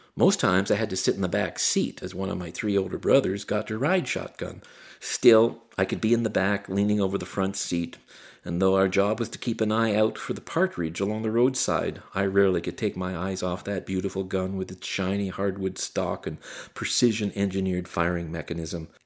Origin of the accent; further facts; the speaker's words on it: Barry's Bay, Ontario, Canada; growing up in Barry's Bay in the 1960s